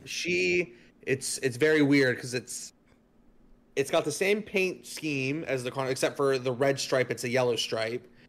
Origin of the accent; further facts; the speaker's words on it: Fort Lauderdale, Florida, United States; when I was growing up in Fort Lauderdale